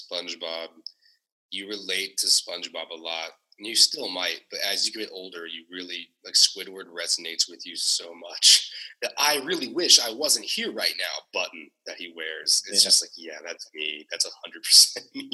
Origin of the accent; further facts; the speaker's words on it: Ohio, United States; I'm from Ohio. Like, I grew up in Ohio.